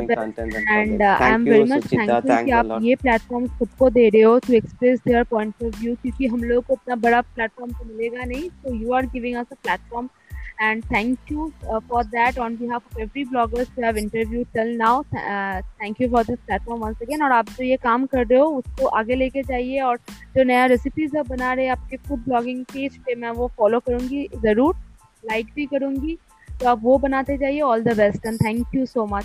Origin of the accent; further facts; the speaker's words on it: West Bengal, India; मैं बंगाली क्विजन के ऊपर ही जैसे कि मैं बंगाली हूँ और बहुत सारा मतलब बहुत सारी चीज़ें लेके हम लोग खाना पकाते हैं